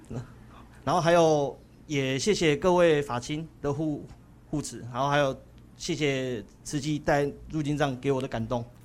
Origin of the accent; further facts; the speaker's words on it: Sanxia, New Taipei, Taiwan; moved away as an adult; now in Kaohsiung, Taiwan; 我是来自三峡的